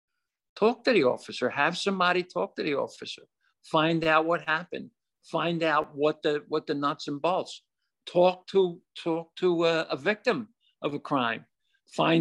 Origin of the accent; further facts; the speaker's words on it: Philadelphia, Pennsylvania, United States; I was born and raised in South Philadelphia, so I know what the city of Philadelphia is or was